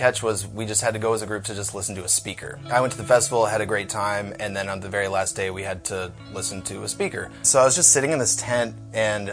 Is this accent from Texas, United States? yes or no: no; North Liberty, Iowa, United States; I grew up in North Liberty